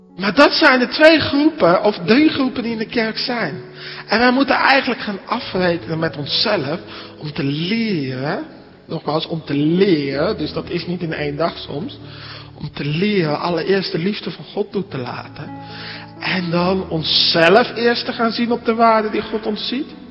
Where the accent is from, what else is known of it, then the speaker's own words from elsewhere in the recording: Netherlands; now in Alblasserdam, Netherlands; als Nederlanders